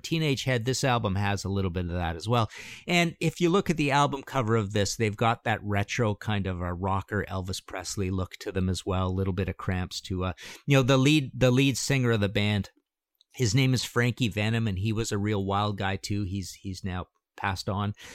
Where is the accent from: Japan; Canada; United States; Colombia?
Canada; I'm from Canada